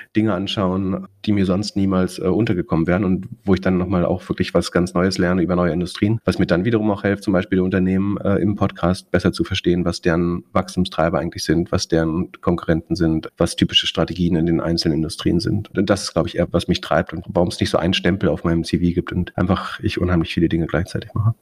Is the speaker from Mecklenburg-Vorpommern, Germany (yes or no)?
yes; Greifswald, Mecklenburg-Vorpommern, Germany; in der Stadt studiert, wo ich aufgewachsen bin